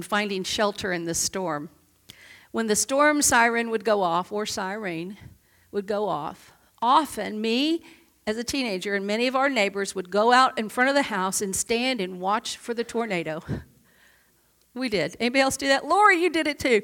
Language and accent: English; Oklahoma City, Oklahoma, United States; moved away; also born or lived in upstate New York; I grew up in Oklahoma City as a child. We moved from upstate New York to Oklahoma City.